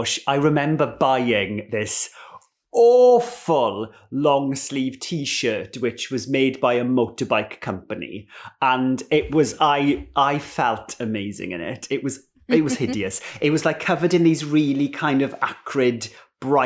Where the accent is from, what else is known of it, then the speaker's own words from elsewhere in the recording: Ammanford, Wales, United Kingdom; I grew up in Ammanford in southwest Wales.